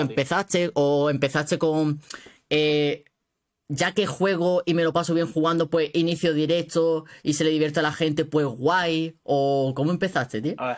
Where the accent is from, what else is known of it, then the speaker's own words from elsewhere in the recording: Málaga, Andalusia, Spain; Yo soy de Málaga